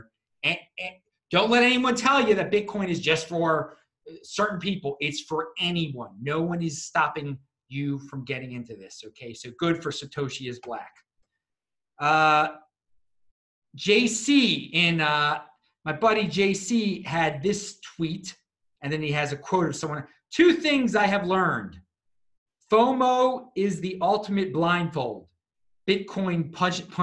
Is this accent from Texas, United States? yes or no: no; Baltimore, Maryland, United States; now in Tel Aviv, Israel; I'm from Baltimore originally